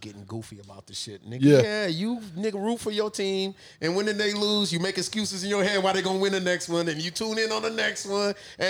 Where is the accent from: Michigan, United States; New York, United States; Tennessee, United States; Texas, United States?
Texas, United States; San Antonio; I'm from San Antonio.